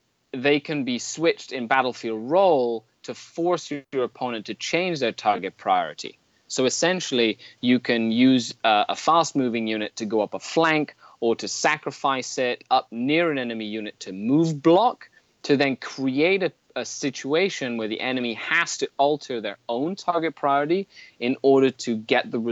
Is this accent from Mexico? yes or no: yes; Mexico; now in Canada; I was born and raised in Mexico.